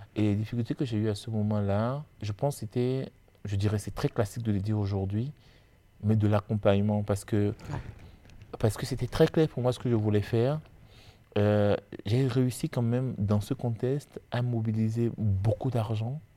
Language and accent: French; Benin; moved away as an adult; now in France; je suis béninois et, euh, et d'ailleurs, je dis souvent que je connais plus l'Afrique de l'Ouest que je ne connais l'île de France. Euh, parce que finalement, euh, j'ai, je suis né, j'ai étudié, euh, j'ai travaillé au Bénin avant de venir en France.